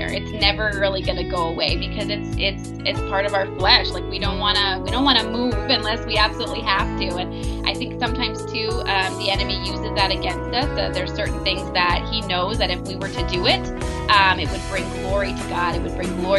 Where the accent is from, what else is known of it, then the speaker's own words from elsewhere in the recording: Bobcaygeon, Ontario, Canada; moved away as an adult; also born or lived in Haiti; I grew up in small town, Bob Cajun, Ontario